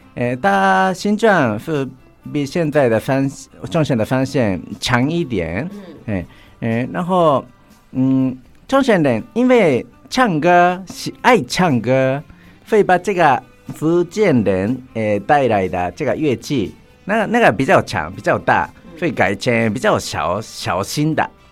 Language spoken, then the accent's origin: Chinese; Chofu, Tokyo, Japan; Chinese is a second language; moved away as an adult; now in Tainan, Taiwan; 我的故乡是东京的，有一个城市嗯。叫做调布市